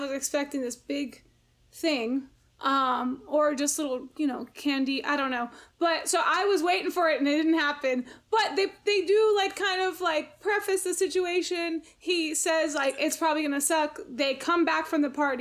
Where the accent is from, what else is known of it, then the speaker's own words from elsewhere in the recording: New York City, New York, United States; we're city kids. Like, we grew up in Queens